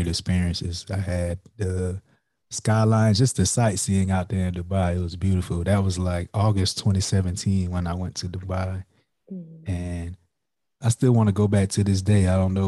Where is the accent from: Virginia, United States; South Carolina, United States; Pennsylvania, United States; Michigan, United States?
South Carolina, United States; Florence; moved away as an adult; now in Huntsville, United States; I'm originally from Florence, South Carolina